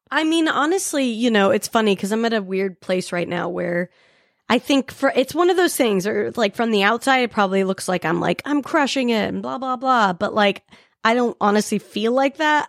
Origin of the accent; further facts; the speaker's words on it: Salt Lake City, Utah, United States; I grew up in Salt Lake City